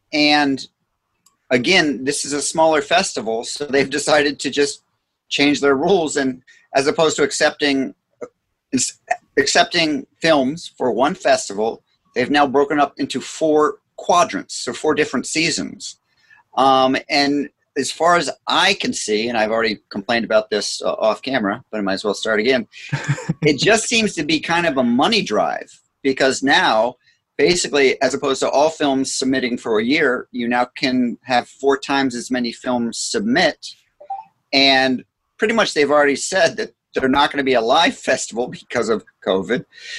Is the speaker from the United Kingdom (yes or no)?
yes; Scotland, United Kingdom; I'm Scottish, so that's important to me.